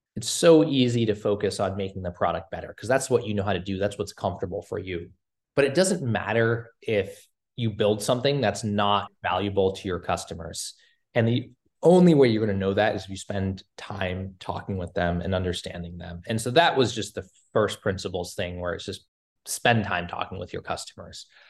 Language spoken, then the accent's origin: English; Cambridge, Massachusetts, United States; I grew up in, uh, Cambridge, outside of Boston